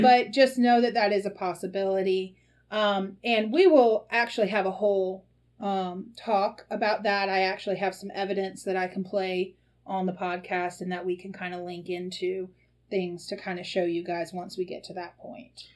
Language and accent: English; the South, United States; as a girl growing up in the South